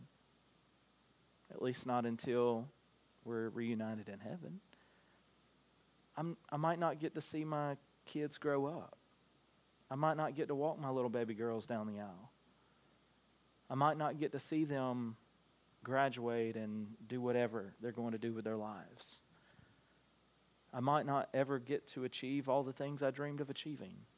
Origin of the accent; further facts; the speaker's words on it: United States; as American Christians